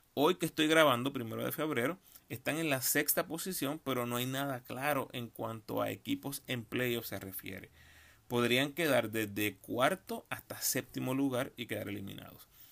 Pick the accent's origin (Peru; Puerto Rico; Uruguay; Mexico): Puerto Rico; como puertorriqueños en la NBA